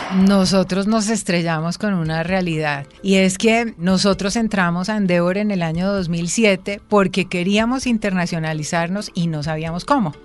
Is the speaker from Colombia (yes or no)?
yes; Colombia